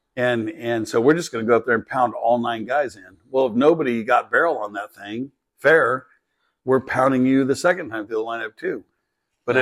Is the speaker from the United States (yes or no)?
yes; California, United States; We grew up in California